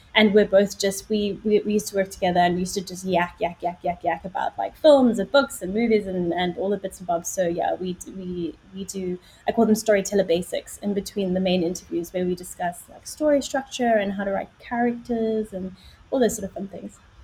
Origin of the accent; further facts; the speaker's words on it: Johannesburg, Gauteng, South Africa; moved away as an adult; also born or lived in Middle East / London; now in United Kingdom; my background is I'm from South Africa, which is where the accent comes from